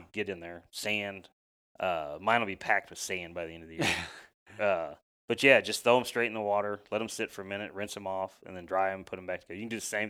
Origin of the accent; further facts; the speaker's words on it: Missouri, United States; I grew up in Missouri, and really, you just need one duck call.